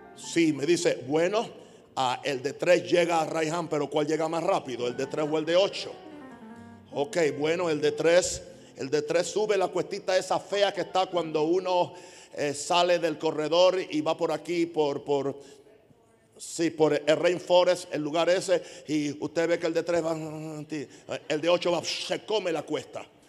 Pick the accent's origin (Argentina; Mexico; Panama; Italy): Panama; soy panameño